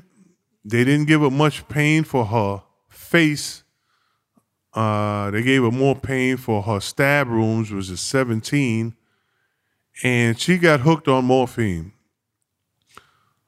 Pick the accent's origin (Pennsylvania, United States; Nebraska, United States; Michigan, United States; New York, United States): New York, United States; New York City; also born or lived in South Carolina; I grew up on the Lower East Side of Manhattan